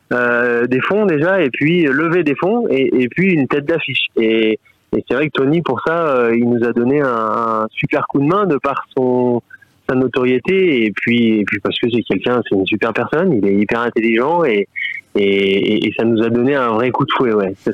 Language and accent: French; Corrençon-en-Vercors, Auvergne-Rhône-Alpes, France; Je suis né à Corançon. Enfin, je suis pas né à Corançon, mais j'ai toujours vécu à Corançon.